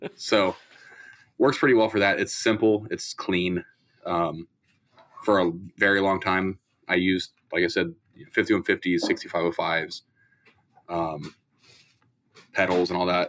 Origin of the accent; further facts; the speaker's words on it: Columbus, Ohio, United States; I'm from Columbus, Ohio